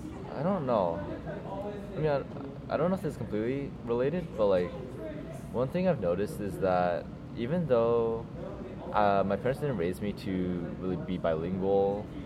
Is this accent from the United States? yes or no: yes; North Carolina, United States; moved away as an adult; now in Japan; I was born in Japan at first, and I lived here until I was four. But then, kind of for the purpose of education, my parents wanted me to have an American education, so I moved to the U.S. and I lived in North Carolina.